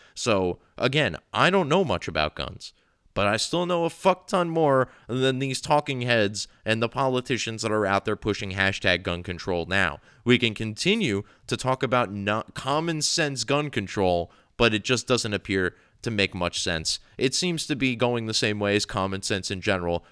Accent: New Jersey, United States; I've grown up here

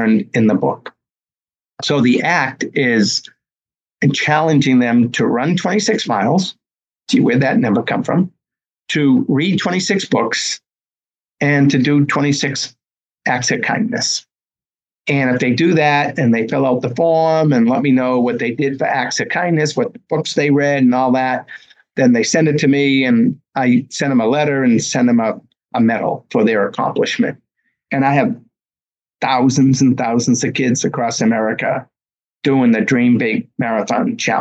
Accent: Medford, Massachusetts, United States; also born or lived in Boston; my hometown of Medford, Mass, this past September, named the high school track after me

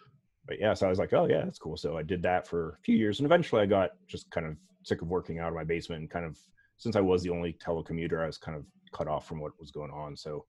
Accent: Pittsburgh, Pennsylvania, United States; moved away as an adult; also born or lived in Bay Area; No, I'm originally from Pittsburgh and then we moved out there like back in the original .com boom

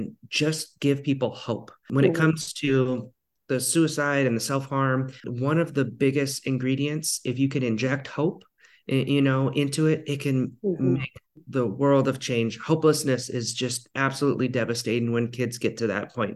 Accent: Ketchikan, Alaska, United States; my hometown in Ketchikan, Alaska.

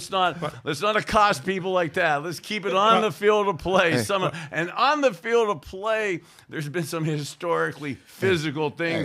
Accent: Youngstown, Ohio, United States; As a little boy growing up in Youngstown, to have been able to go to Cleveland Municipal Stadium as a junior high school guy

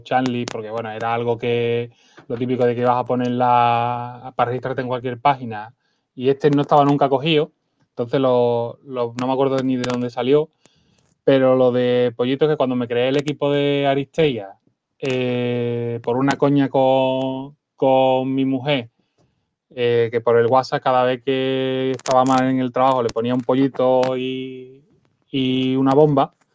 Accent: Seville, Andalusia, Spain; yo soy de Sevilla

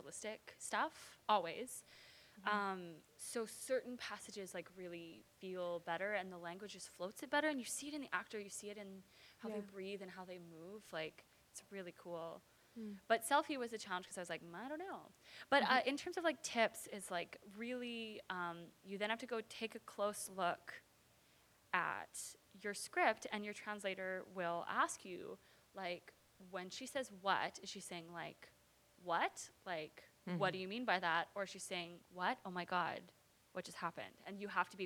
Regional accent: Vancouver, British Columbia, Canada; also born or lived in Los Angeles, California, United States; I grew up in East Vancouver

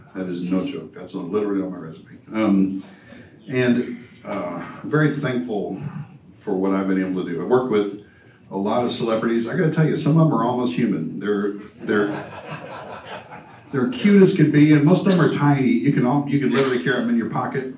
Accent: New Orleans, Louisiana, United States; moved away; I grew up in New Orleans

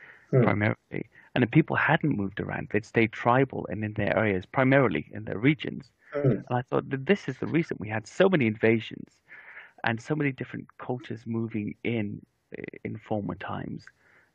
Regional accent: Wales, United Kingdom; now in southern England, United Kingdom; I grew up in Wales actually, and we're sort of an Irish English mixed family

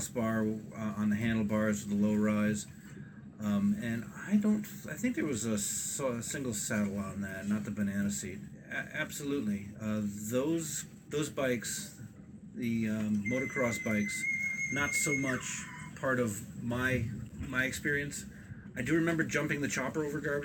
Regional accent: Bloomfield, Connecticut, United States; also born or lived in Hebron, Connecticut; I grew up, we're in Hebron now in Connecticut, and I grew up in Bloomfield.

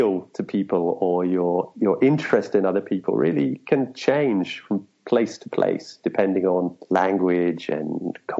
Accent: London, United Kingdom; moved away as an adult; also born or lived in Edgware, London / Manchester / Japan / China; now in Brazil; I was born on one northern branch of that, and I grew up from the age of three on another branch, High Barnet, and I spent the first 18 years of my life there.

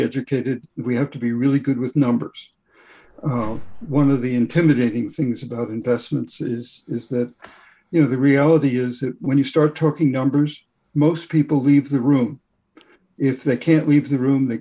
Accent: Boston, Massachusetts, United States; I'm from Boston.

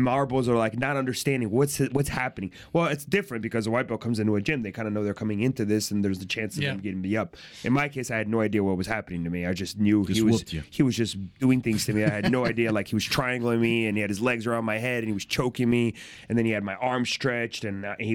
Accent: Fort Lauderdale, Florida, United States; born or raised there; also born or lived in Brazil

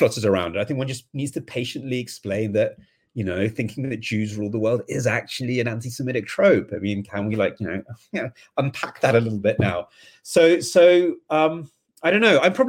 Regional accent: England, United Kingdom; I mean, maybe because I'm English, I mean, maybe into a more softer way of talking about this

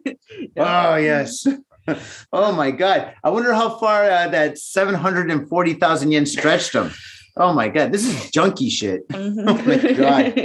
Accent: Australia; Now that it broke character, everybody knows I'm from Australia. I sincerely apologize to all our Australian listeners out there.

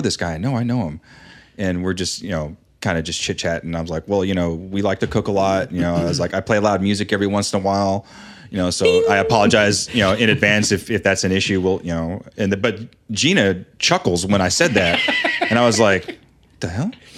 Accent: West Coast, United States; now in Dayton, United States; growing up on the West Coast

